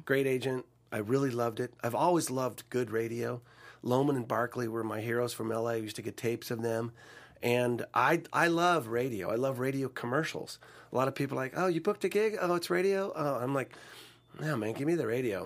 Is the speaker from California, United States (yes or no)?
yes; Sacramento, California, United States; moved away as an adult; also born or lived in Tulsa, Oklahoma; I was from Sacramento. uh, middle class, you know, suburb of Sacramento.